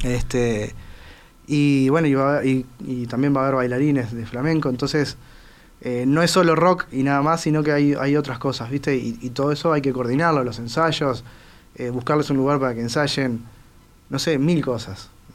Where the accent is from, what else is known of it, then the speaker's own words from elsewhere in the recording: Uruguay; como buen uruguayo